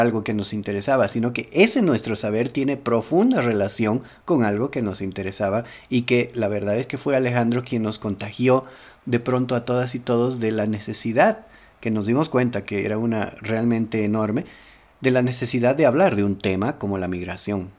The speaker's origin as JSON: {"language": "Spanish", "country": "Bolivia", "said": "como boliviano"}